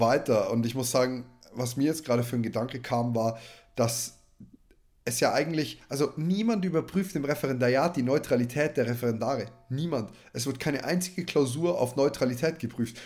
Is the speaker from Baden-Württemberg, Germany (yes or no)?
no; Neumarkt in der Oberpfalz, Bavaria, Germany; bei uns in Neumarkt